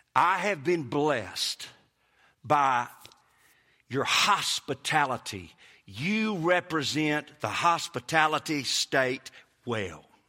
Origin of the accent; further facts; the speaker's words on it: Kosciusko, Mississippi, United States; accent: Mississippi; moved away as an adult; also born or lived in Hattiesburg, Mississippi / Clinton, Mississippi; now in Florida, United States; I was born in Hattiesburg, raised in Kosciuszko, moved to Clinton High School, and I'm telling you, people make fun of my accent.